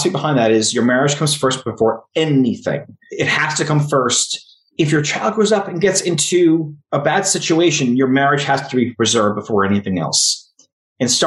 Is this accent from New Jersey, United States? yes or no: yes; New Jersey, United States; I was raised in North Jersey, and now I live 5 miles from where I was raised